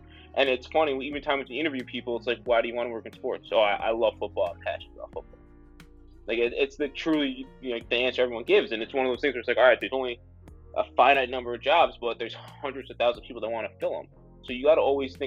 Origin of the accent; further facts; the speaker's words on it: United States; I was born right outside of New York